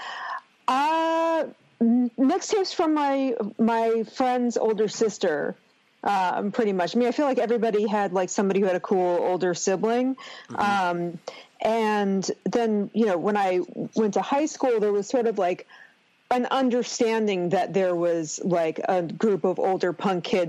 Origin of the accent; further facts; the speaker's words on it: Manchester, Connecticut, United States; I grew up in Manchester, Connecticut. It's 2 towns east of Hartford